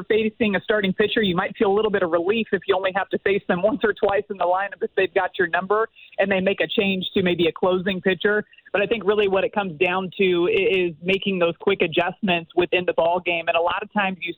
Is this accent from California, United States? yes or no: yes; just outside of Los Angeles, California, United States; moved away; also born or lived in Houston, Texas / Tennessee; I was born in Houston, lived there for a little while, and then grew up just outside of Los Angeles